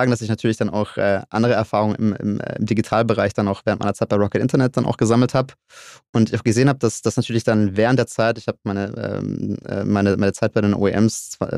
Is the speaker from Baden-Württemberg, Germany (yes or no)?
yes; Stuttgart, Baden-Württemberg, Germany; Ich glaube, als, ähm, als gebürtiger Stuttgarter ist das, ist das ein Thema Auto Mobilität, was einen umgibt